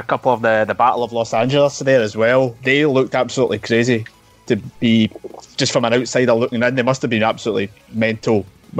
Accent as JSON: {"language": "English", "country": "United Kingdom", "said": "here in Suplex Retweet, being British"}